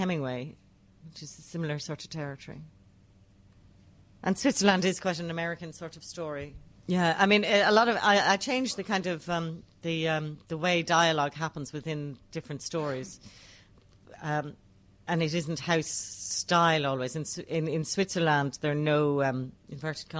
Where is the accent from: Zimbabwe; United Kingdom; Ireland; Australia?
Ireland; I write as an Irish woman